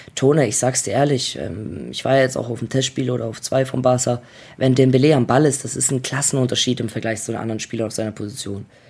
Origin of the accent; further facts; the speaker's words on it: Germany; also born or lived in Croatia; ich bin Deutscher